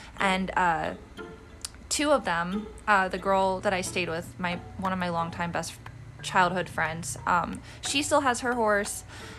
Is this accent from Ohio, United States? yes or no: yes; Kent, Ohio, United States; moved away; I'm from Kent State, Ohio.